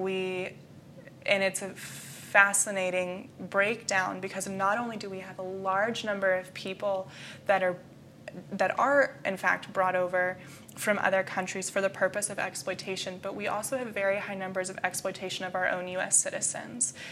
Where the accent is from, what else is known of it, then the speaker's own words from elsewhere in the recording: Jacksonville, Florida, United States; moved away as an adult; now in Indiana, United States; I was born and raised in Jacksonville, Florida